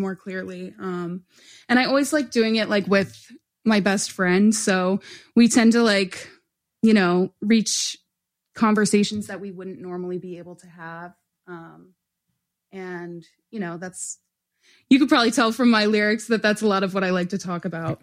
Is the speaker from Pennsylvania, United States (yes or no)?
yes; Oreland, Pennsylvania, United States; born or raised there